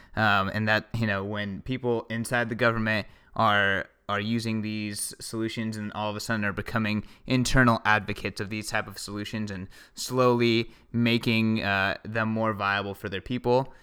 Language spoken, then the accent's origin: English; United States; I'm American